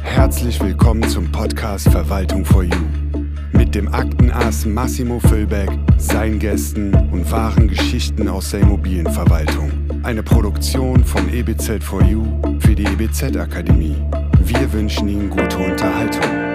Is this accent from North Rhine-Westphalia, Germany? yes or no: no; Hanover, Lower Saxony, Germany; bin Hannoveraner